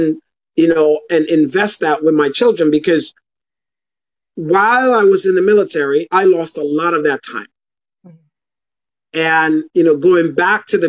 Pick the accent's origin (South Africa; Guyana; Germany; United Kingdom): Guyana; now in United States; growing up in Guyana, third world country